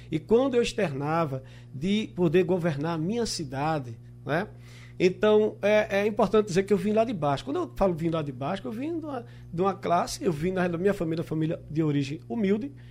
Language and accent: Portuguese; Olinda, Pernambuco, Brazil; nasci e me criei no bairro de Peixinhos, cheguei com o Rio Doce por volta dos meus 15, 16 anos.